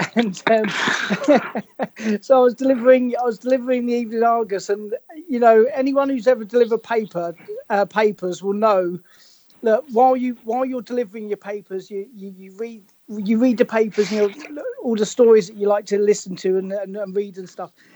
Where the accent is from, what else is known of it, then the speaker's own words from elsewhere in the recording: Hove, South East England, United Kingdom; I I grew up in Hove